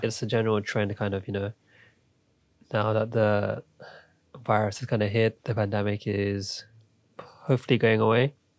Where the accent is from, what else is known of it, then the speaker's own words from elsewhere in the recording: London, United Kingdom; I'm from London, grew up here, spent most of my life